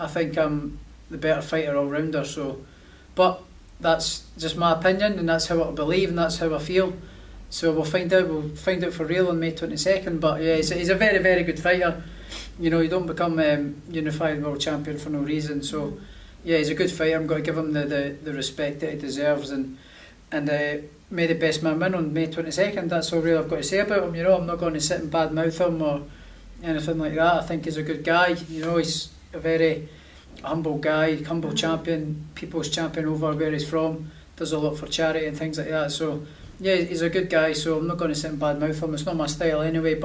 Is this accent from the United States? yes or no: no; Prestonpans, Scotland, United Kingdom; he comes from the same city as me, and he's sort of got a story to myself in my hometown as well, in Preston Pans